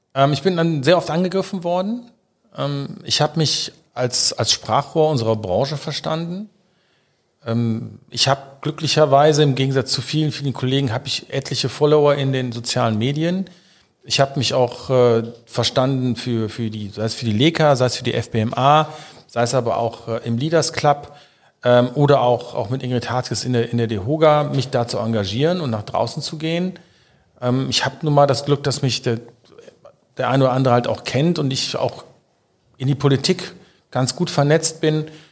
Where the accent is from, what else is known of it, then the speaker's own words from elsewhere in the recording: Rhineland, Germany; bin ich Rheinländer